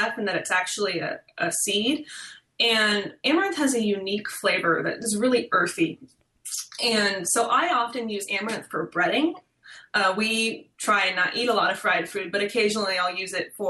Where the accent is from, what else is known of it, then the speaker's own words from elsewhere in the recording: Midwest, United States; growing up in the Midwest, we'd always travel, do vacations, and we'd pass fields of sorghum